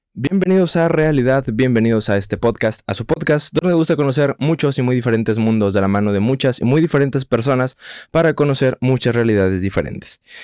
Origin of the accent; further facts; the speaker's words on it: Guadalajara, Jalisco, Mexico; yo soy de Guadalajara